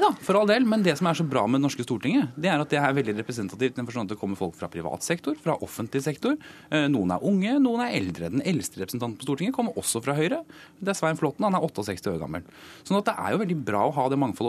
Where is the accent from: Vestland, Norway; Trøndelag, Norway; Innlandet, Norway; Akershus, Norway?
Akershus, Norway; Nå er jeg fra Akershus